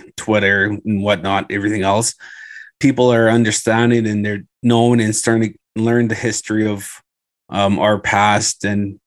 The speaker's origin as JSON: {"language": "English", "town": "Thunder Bay", "region": "Ontario", "country": "Canada", "tie": "born or raised there", "said": "I grew up playing in Thunder Bay"}